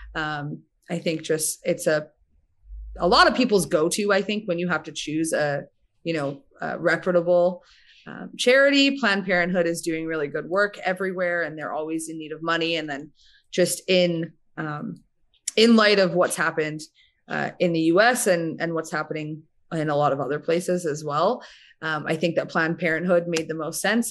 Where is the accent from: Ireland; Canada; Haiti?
Canada; Winnipeg, Manitoba; moved away as an adult; also born or lived in Calgary; now in Alberta, Canada; we're both from Winnipeg, Manitoba.